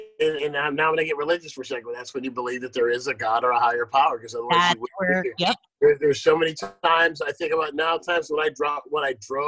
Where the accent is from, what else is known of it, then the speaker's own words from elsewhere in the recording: Akron, Ohio, United States; born there; Something I found out in the last month is I was born in Akron City Hospital. In Akron